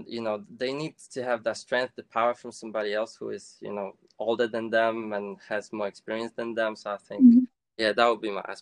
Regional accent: Poland; moved away as an adult; also born or lived in High Wycombe, United Kingdom; now in London, United Kingdom; I am from Poland. I came here to the UK when I was 18

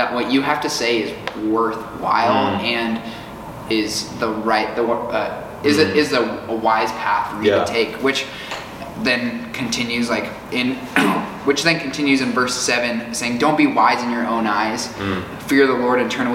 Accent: Fort Collins, Colorado, United States; moved away as an adult; now in Tulsa, United States; I'm from Fort Collins, Colorado.

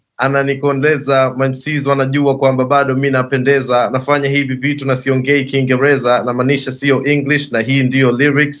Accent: Tanzania; I was born here in 95, so that's when I adjusted to the Tanzanian life, and I can speak Swahili perfect.

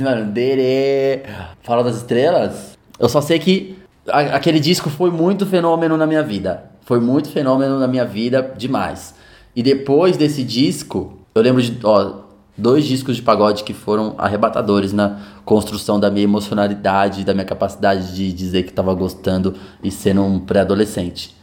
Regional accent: Taboão da Serra, São Paulo, Brazil; Eu nasci em Taboão da Serra.

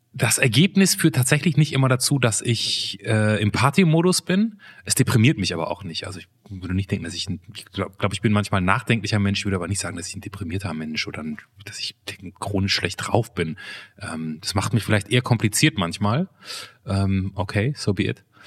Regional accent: Germany; Ich bin ja quasi an der holländischen Grenze groß geworden und im Prinzip halber Holländer.

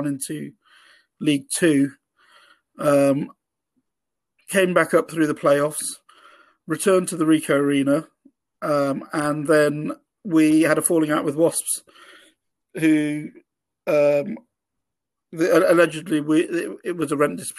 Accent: Coventry, West Midlands, United Kingdom; I grew up in Coventry in the 80s

